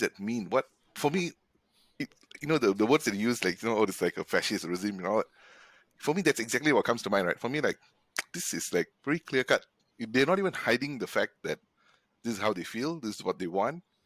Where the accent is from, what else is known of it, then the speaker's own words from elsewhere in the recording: Malaysia; living and growing up in Malaysia